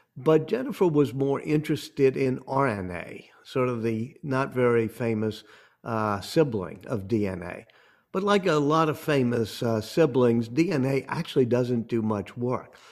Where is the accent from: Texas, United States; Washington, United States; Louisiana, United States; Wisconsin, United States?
Louisiana, United States; New Orleans; I come from New Orleans